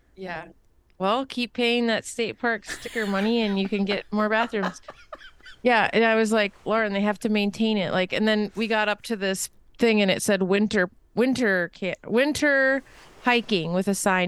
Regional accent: United States

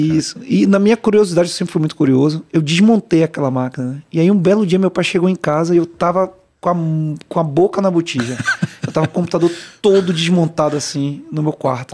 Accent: Salvador, Bahia, Brazil; moved away as an adult; also born or lived in Rio de Janeiro / São Paulo; eu nasci no Rio, fui criado em Salvador

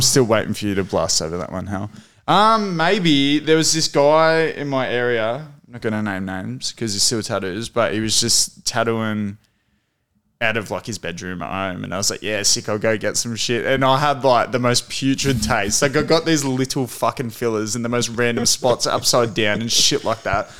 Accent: Emerald, Victoria, Australia; We grew up in Emerald

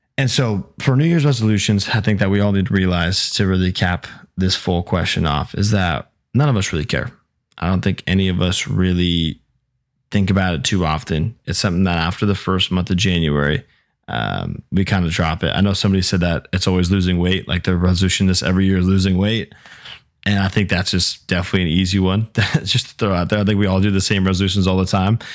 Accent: Newbury Park, California, United States; born or raised there

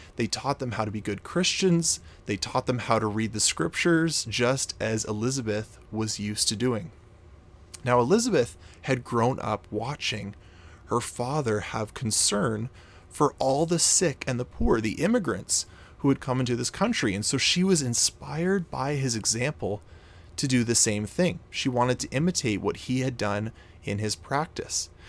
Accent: Canada; I'm actually Canadian. I'm from Canada

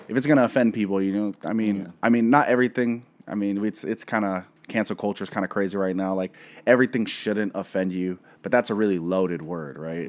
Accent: Seattle, Washington, United States; we're from Seattle, where Asian cuisine is just top notch here.

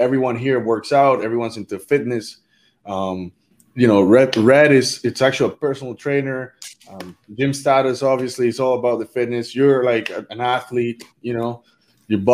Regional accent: Canada; I'm from Canada

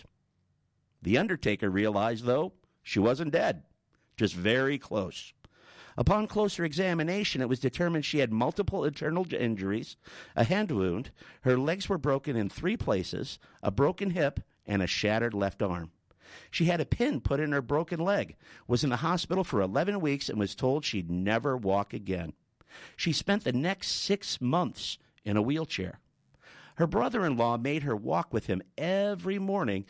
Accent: Chicago, Illinois, United States; now in Australia; my hometown of Chicago

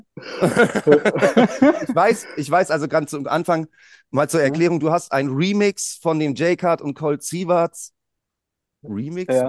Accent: Bremen, Germany; bei uns in Bremen

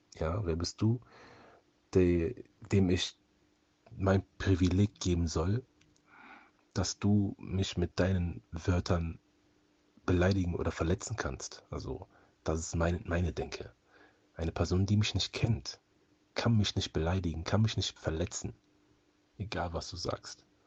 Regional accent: Cologne, North Rhine-Westphalia, Germany; Ich bin halt hier in Köln aufgewachsen und lebe auch hier in Köln

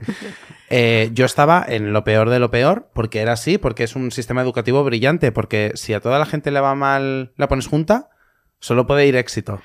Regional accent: Valencia, Valencian Community, Spain; yo soy valenciano

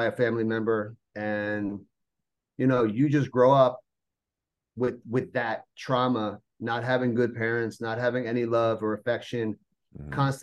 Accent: New Jersey, United States; I'm from New Jersey

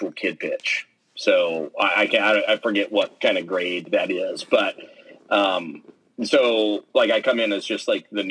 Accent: Midwest City, Oklahoma, United States; I grew up in just outside of Oklahoma City in a town called Midwest City

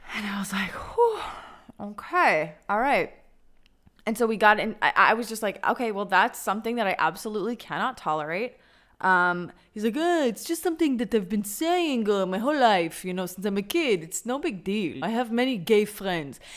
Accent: Denver, Colorado, United States; moved away as an adult; now in Tel Aviv, Israel; my hometown of Denver, Colorado

